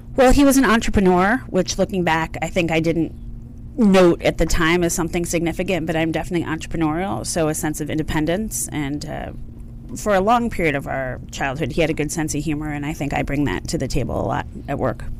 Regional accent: outside of Philadelphia, Pennsylvania, United States; I grew up outside of Philadelphia on the mainland.

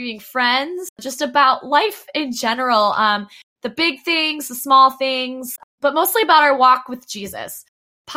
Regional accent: Dayton, Ohio, United States; moved away as an adult; now in Orlando, United States; I'm originally from Dayton, Ohio, and was brought to Orlando

